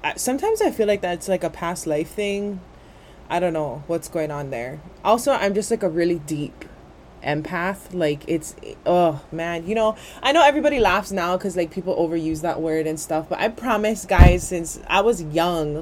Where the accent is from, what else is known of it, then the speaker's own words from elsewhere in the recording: Kanaka, Hawaii, United States; we as Kanaka